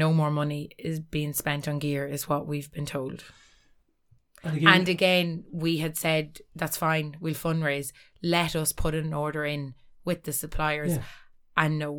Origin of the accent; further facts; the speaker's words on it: Ulster, Ireland; Like, we're all from Cavan at the end of the day.